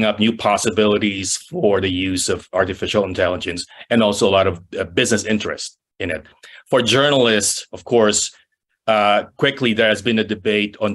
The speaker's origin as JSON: {"language": "English", "country": "Philippines", "also_born_or_lived": "San Francisco", "moved": "as an adult", "lives_now": "United States", "said": "I'm from the Philippines."}